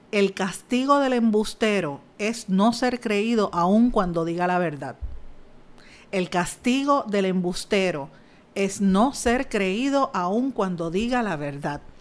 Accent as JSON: {"language": "Spanish", "country": "Puerto Rico", "said": "exigiéndole una rendición de cuentas al presidente de los Estados Unidos, que no nos falte más el respeto como, como puertorriqueños. Ya está bueno de eso. Aquí murió gente y hay que respetarlo, hay que respetar el dolor ajeno de, de los puertorriqueños."}